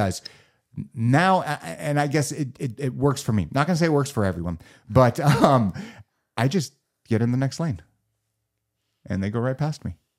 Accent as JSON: {"language": "English", "town": "Los Angeles", "region": "California", "country": "United States", "tie": "born or raised there", "said": "I, I, grew up in, in Los Angeles. I was born and bred."}